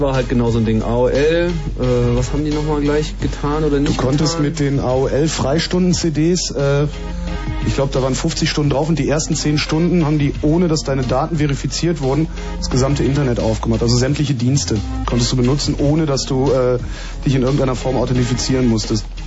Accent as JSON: {"language": "German", "town": "Cologne", "region": "North Rhine-Westphalia", "country": "Germany", "said": "ich komme ja aus Köln"}